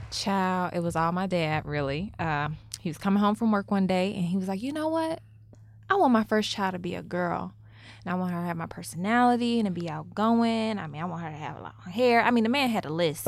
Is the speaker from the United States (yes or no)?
yes; Memphis, Tennessee, United States; moved away as an adult; now in New York, United States; I'm from Memphis